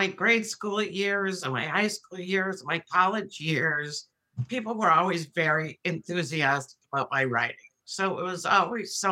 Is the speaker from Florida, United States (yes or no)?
no; Milwaukee, Wisconsin, United States; I grew up in Milwaukee, Wisconsin, which, believe it or not, had a very thriving theater community